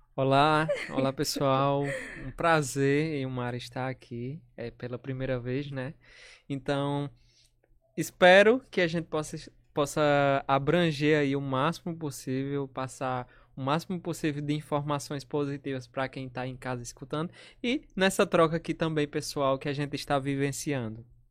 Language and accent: Portuguese; São Bento, Brazil; also born or lived in Natal; sou de São Bento.